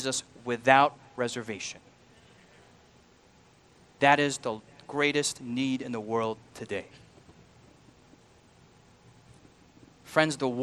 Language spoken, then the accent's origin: English; United States; I'm an American.